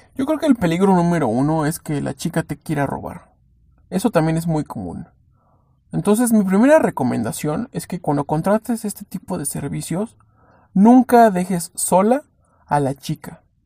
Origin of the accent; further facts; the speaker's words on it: Mexico; si somos mexicanos